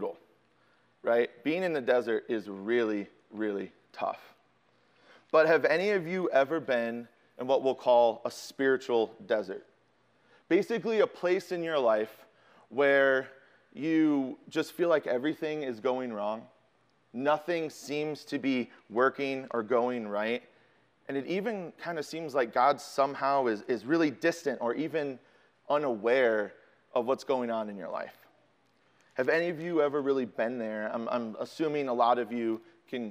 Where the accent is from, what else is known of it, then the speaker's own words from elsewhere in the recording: Chicago, Illinois, United States; I'm from Chicago